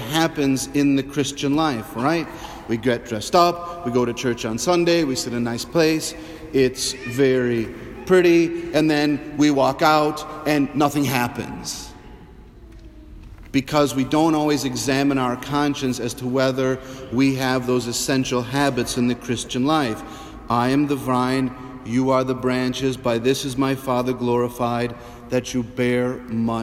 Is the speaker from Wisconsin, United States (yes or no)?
yes; Sauk City, Wisconsin, United States; I grew up in Sauk